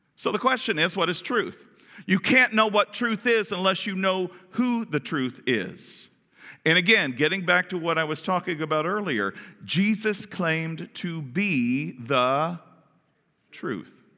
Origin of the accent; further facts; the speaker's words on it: Kentucky, United States; we're from Kentucky.